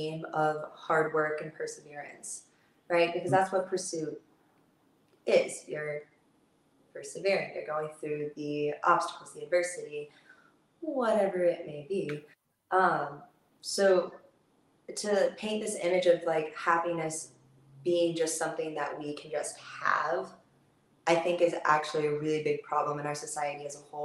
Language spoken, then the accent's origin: English; Florida, United States; now in Los Angeles, United States; I'm from the South. I'm from Florida